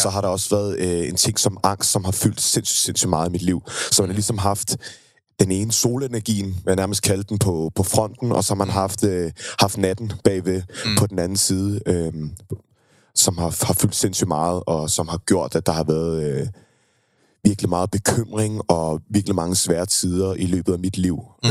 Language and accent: Danish; Køge, Zealand, Denmark; jeg er født og opvokset i Køge